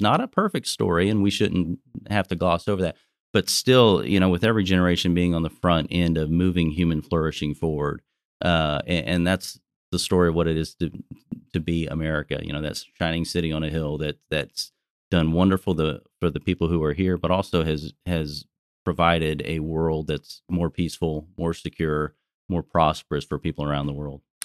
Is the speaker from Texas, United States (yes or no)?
yes; Texas, United States; I'm a Texan